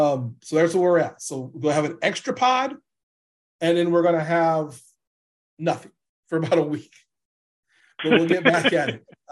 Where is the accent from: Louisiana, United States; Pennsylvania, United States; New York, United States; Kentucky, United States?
Louisiana, United States; I'm from Louisiana